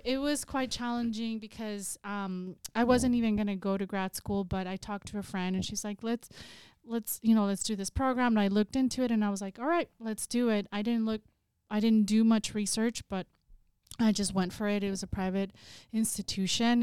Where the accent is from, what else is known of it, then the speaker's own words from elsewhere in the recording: Salinas, California, United States; I'm originally from Salinas, California, so I grew up in a working class community